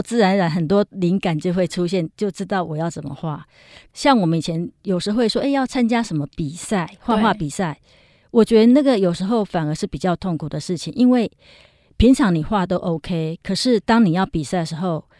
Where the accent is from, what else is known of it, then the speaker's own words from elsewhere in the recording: Yilan County, Taiwan; now in Taipei, Taiwan; 那我觉得说，因为我从宜兰搬到台北，其实真的完全没有朋友，而且我的同学都在宜兰嘛，是。